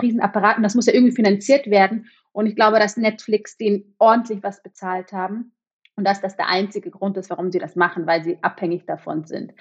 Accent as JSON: {"language": "German", "town": "Munich", "region": "Bavaria", "country": "Germany", "tie": "born or raised there", "also_born_or_lived": "Berlin", "moved": "as an adult", "lives_now": "Zürich, Switzerland", "said": "Ich komme ja ursprünglich aus München"}